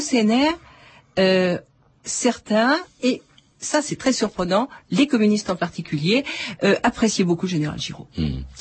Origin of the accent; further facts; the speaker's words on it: France; nous sommes français